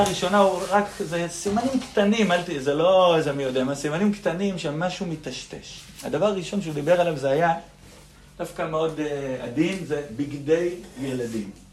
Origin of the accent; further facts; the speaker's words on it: Nehalim, Central District, Israel; אני מושב נחלים במקור